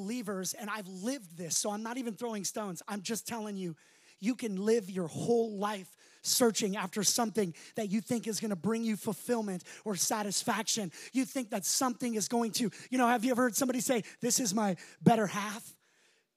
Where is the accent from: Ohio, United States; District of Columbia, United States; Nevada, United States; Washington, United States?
Nevada, United States; Las Vegas; moved away; I'm from Vegas